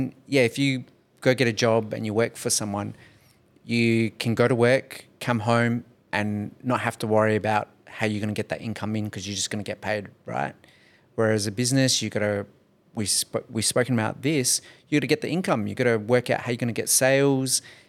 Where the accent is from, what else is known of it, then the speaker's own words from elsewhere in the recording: Nollamara, Western Australia, Australia; I grew up in Nollamara, in homeless housing. I know what it's like to be poor.